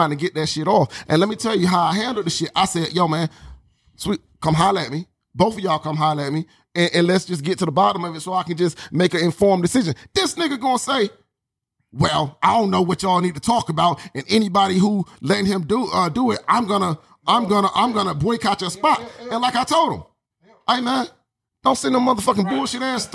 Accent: Atlanta, Georgia, United States; now in Portland, United States; I'm from Atlanta

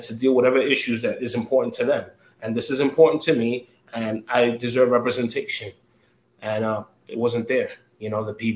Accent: New York City, New York, United States; moved away as an adult; now in Nassau County, United States; born and raised in Queens. Now I'm living out here in Nassau. But I'm a Queens kid

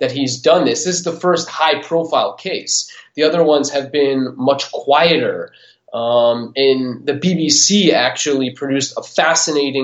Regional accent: United States

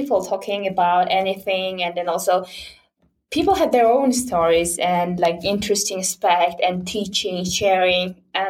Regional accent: Mongolia

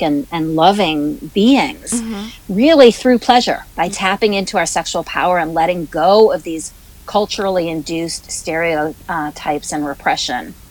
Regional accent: Buffalo, New York, United States; I am originally from Buffalo, New York.

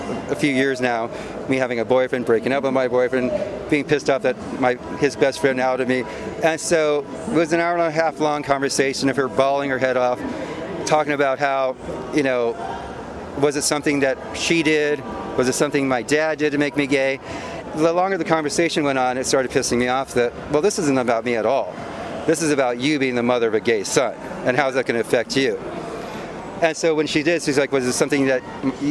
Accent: Montebello, California, United States; I grew up in Montebello, California, which is Southern California

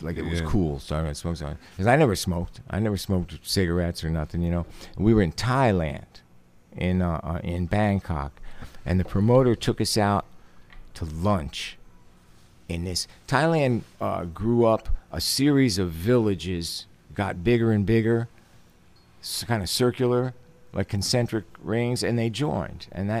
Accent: Stroudsburg, Pennsylvania, United States; When I was a little kid, there was a tiny little two-block area of my hometown, Stroudsburg, Pennsylvania, the Italian section.

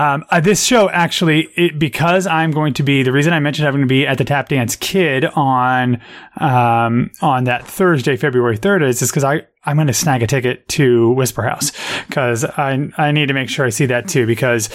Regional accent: Columbus, Ohio, United States; moved away; I'm going to go out to Columbus, on my hometown.

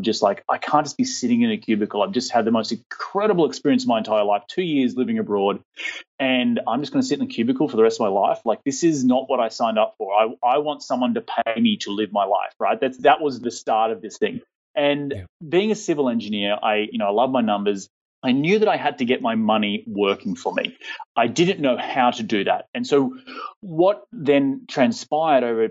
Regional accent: Australia; moved away; I've got a weird accent. I'm from Australia

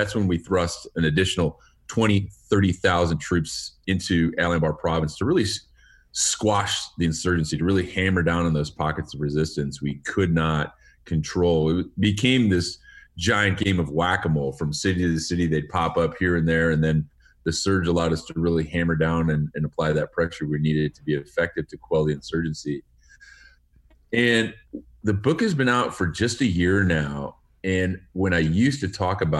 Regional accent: Waukegan, Illinois, United States; moved away as an adult; now in California, United States; Well, I was born in Waukegan, Illinois, which is far north suburbs of Chicago. And that's where I enlisted in the Marines.

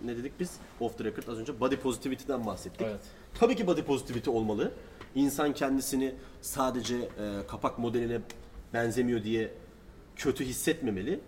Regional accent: Turkey

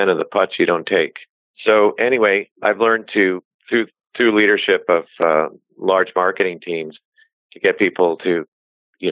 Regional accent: Connecticut, United States; moved away as an adult; now in Bay Area, United States; We grew up in Connecticut.

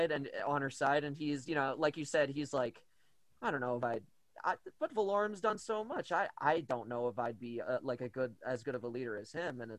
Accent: United States; I'm American.

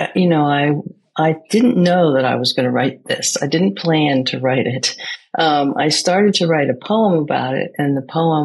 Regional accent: United States; I grew up in America, inside a Greek community in an American culture.

